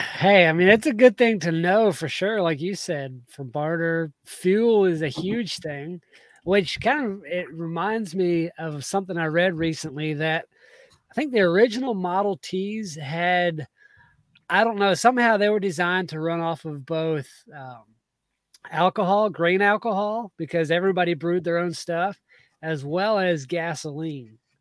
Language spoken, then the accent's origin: English; South Georgia, United States; moved away; I grew up in South Georgia